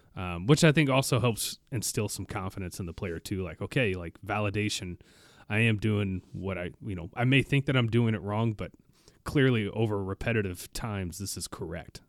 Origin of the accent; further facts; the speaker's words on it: Olathe, Kansas, United States; moved away; I'm from Olathe, Kansas.